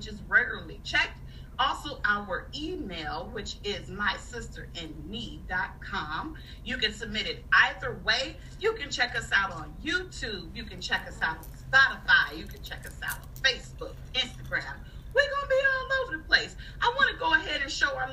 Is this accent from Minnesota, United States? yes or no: yes; Minneapolis, Minnesota, United States; My hometown.